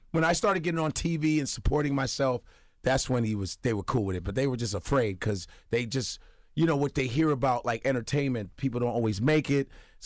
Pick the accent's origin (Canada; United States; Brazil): United States; I was raised in America.